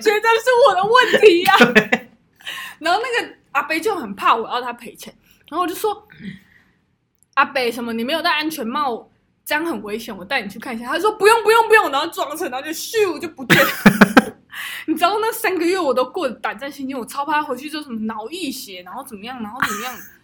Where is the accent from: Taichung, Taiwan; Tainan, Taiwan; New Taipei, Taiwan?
Taichung, Taiwan; 我们 台中人就是这样，霸气